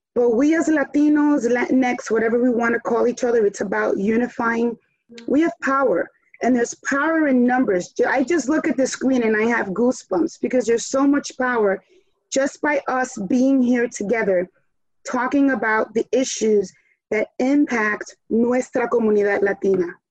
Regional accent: New York City, New York, United States; first language Spanish; English is a second language; moved away as an adult; also born or lived in Chicago / Colorado / Washington DC; I was born and raised in New York City. Spanish was my first language

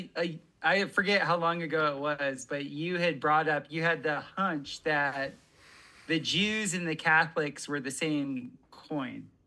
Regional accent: South Florida, United States; growing up in South Florida, where I was

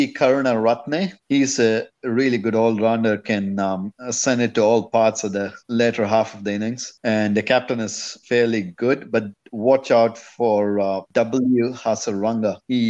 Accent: Bangalore, Karnataka, India; it was in Bangalore as well. My hometown.

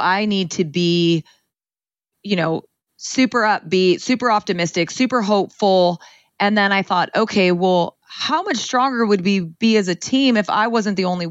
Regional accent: Ceres, California, United States; I grew up in Ceres, California, in the Central Valley, in a Punjabi home

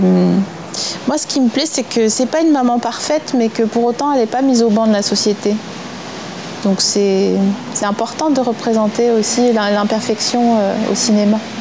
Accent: eastern France, France; je viens de l'Est de la France, un endroit qui était très éloigné de toutes les mixtapes et tous les EP euh, qui pouvaient se passer en Paris ou en région parisienne. Et on avait accès au rap via nos radios locales

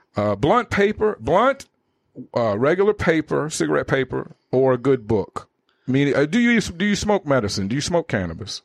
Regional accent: Richmond, Virginia, United States; moved away; I'm from Virginia, but very East Coast minded.

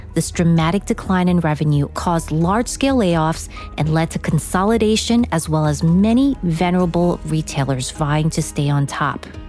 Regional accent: New York City, New York, United States; Growing up in New York, I would take the subway from Queens to the Tower Records on 4th and Broadway in Manhattan

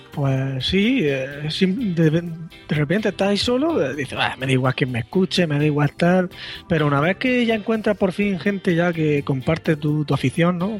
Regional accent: Murcia, Region of Murcia, Spain; soy de Murcia

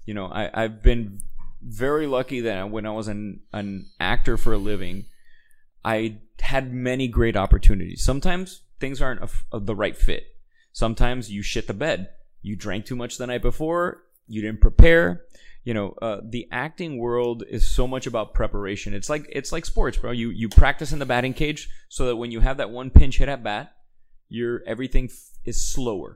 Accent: Miami, Florida, United States; moved away; a kid from Miami, with the upbringing I had

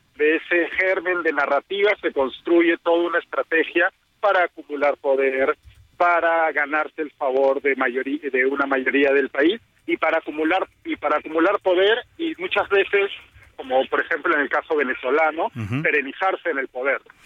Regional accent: Peru; yo soy peruano

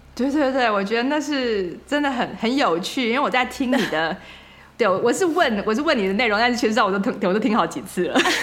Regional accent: Taiwan; now in San Francisco Bay Area, United States; 我们台湾人对街上的外国人好友善哦

